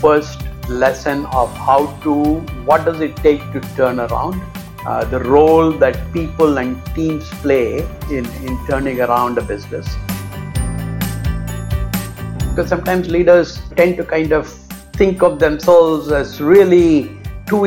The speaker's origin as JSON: {"language": "English", "town": "Chennai", "region": "Tamil Nadu", "country": "India", "tie": "born or raised there", "also_born_or_lived": "New Delhi / Adelaide", "moved": "yes", "said": "I was born and brought up in Chennai"}